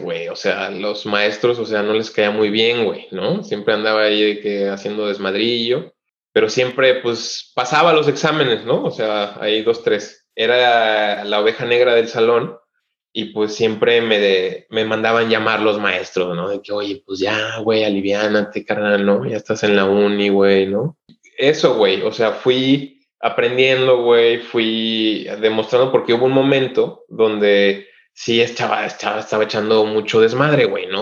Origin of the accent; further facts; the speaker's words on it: Oaxaca, Mexico; moved away as an adult; now in Düsseldorf, Germany; soy de Oaxaca